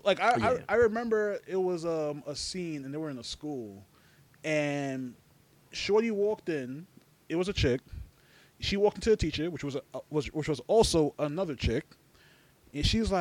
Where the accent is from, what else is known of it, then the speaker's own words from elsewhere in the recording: New York City, New York, United States; we're all from Brooklyn